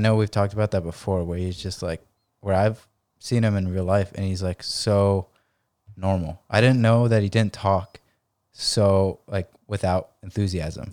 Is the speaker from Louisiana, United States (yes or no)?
no; San Diego, California, United States; in La Jolla and just, like, my hometown